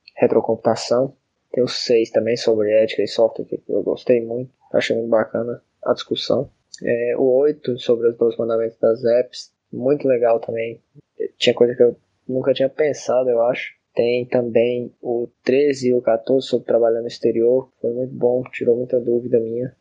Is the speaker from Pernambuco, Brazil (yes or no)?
no; Montes Claros, Minas Gerais, Brazil; sou da cidade de Montes Claros, que fica no norte de Minas Gerais